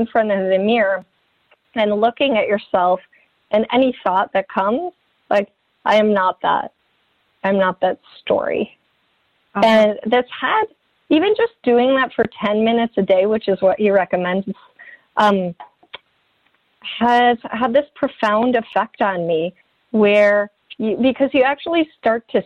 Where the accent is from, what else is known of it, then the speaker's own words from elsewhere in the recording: Midwest, United States; moved away; I came from the Midwest